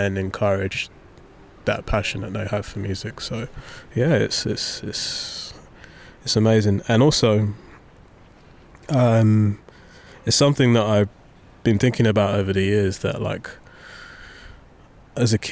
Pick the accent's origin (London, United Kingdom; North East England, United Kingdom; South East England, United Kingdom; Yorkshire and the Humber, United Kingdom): London, United Kingdom; I grew up in Southeast London